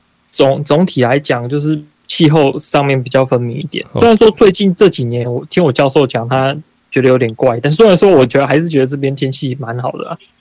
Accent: Taichung, Taiwan; moved away; 我小时候在台中的那种天气，不是现在的台中，是以前小时候的那种台中的天气

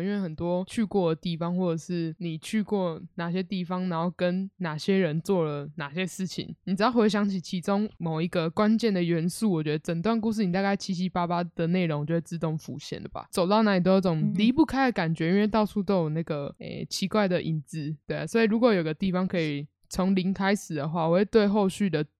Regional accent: Kaohsiung, Taiwan; 我身在高雄这座城市

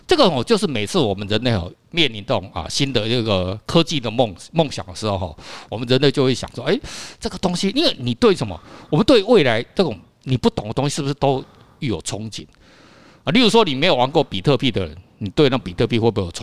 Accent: Taiwan; 你看，这个对我们台湾人来讲，哦，好像他妈的，好像是很很遥远

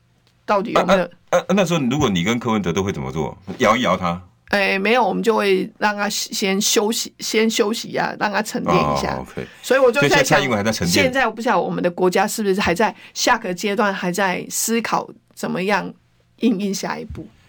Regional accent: Taiwan; 用这种方式，我们台湾人民不会倒。

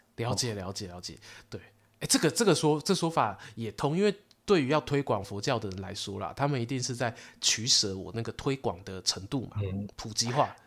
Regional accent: Su'ao, Yilan County, Taiwan; 我老家宜兰苏澳

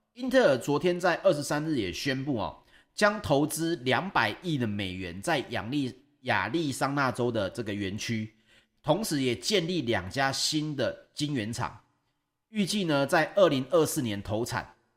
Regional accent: Taiwan; 就像我们台湾人

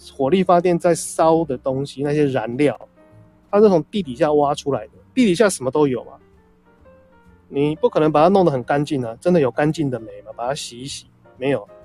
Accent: Taiwan; 我们台湾这边

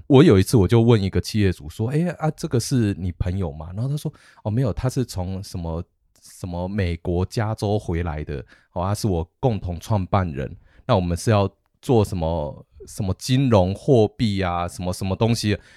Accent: Taiwan; 我们台湾人

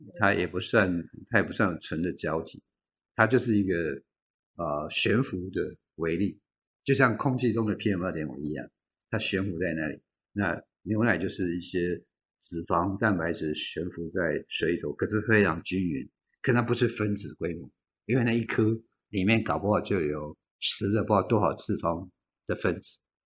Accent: Tamsui, New Taipei, Taiwan; 我的家乡在淡水，淡水旁边有一个北投

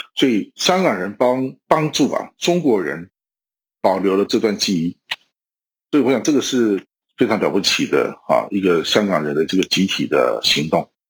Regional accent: Taiwan; 我们台湾人今天的生活方式才有可能延续下去

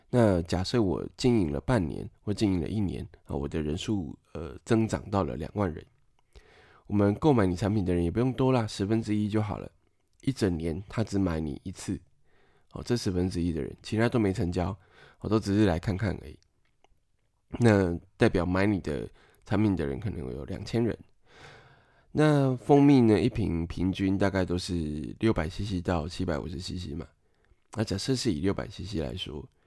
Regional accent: Taiwan; 我们台湾人总是需要范例来辅助我们理解

